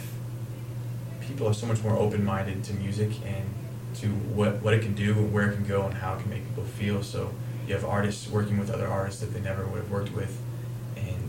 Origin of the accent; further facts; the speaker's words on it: Champaign-Urbana, Illinois, United States; I'm from Champaign-Urbana, grew up here my whole life